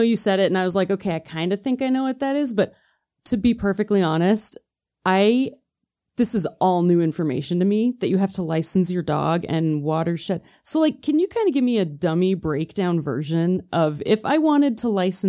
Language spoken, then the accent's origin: English; Midwest, United States; I'm from the Midwest